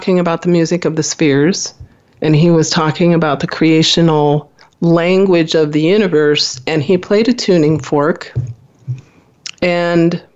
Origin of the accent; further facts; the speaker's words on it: Midwest, United States; I was born in the Midwest in a small family, went to Catholic school